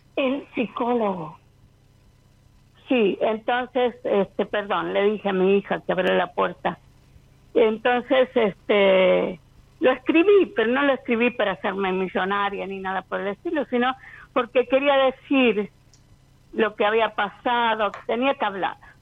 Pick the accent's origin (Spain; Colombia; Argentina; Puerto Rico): Argentina; Río Cuarto, Córdoba; also born or lived in California, United States; now in Tampa, United States; yo originalmente nací en Río Cuarto, Córdoba, pero ahora vivo acá en Tampa, Florida, en Estados Unidos.